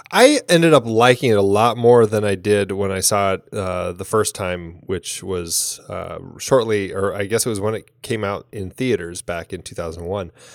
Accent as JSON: {"language": "English", "country": "Ireland", "said": "as an Irish woman"}